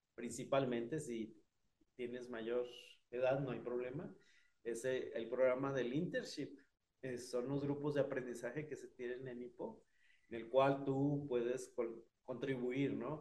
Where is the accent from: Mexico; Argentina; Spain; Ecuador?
Mexico; also born or lived in Chihuahua; de México